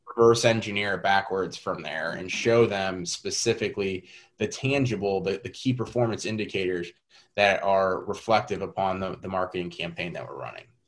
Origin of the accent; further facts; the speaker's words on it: St. Louis, Missouri, United States; I am born and raised in St. Louis. Pretty much lived here my whole life outside of four years in college.